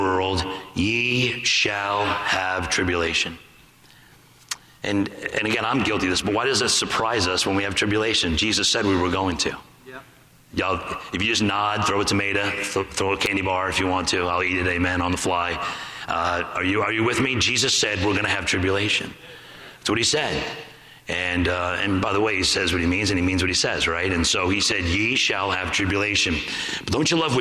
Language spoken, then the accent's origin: English; New York, United States; I'm from New York